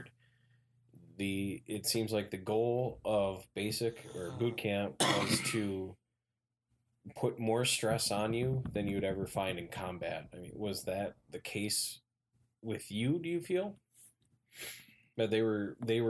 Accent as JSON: {"language": "English", "town": "Hudson", "region": "Wisconsin", "country": "United States", "tie": "born or raised there", "said": "I grew up in Hudson"}